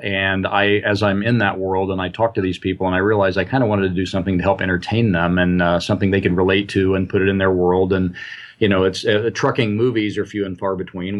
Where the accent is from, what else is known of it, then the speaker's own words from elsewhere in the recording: Indiana, United States; also born or lived in Midwest; I grew up in and around the Midwest, uh, mostly in Indiana